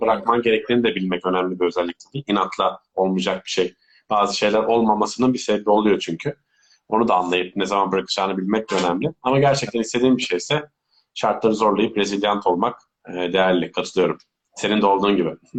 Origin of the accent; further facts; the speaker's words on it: Turkey; also born or lived in Belgium; Şu an Türk pasaportum var sadece.